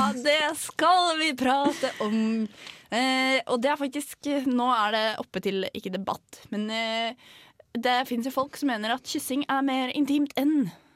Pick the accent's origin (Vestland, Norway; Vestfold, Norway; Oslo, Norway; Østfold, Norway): Vestfold, Norway; Tønsberg; jeg er fra Tønsberg